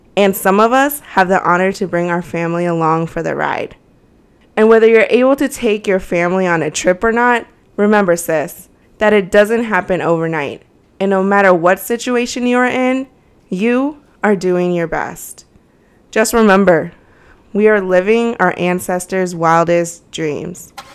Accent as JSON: {"language": "English", "area": "D.C.", "region": "District of Columbia", "country": "United States", "tie": "born or raised there", "said": "I grew up near Washington, D.C., so it gave me the city vibes."}